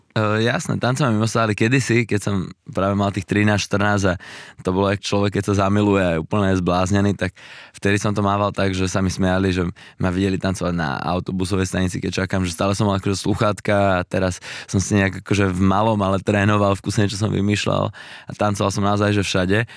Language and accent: Slovak; Slovakia; tu u nás na Slovensku